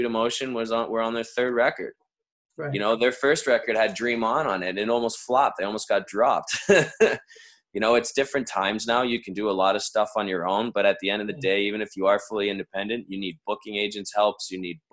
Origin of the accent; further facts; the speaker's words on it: Canada; we're from Canada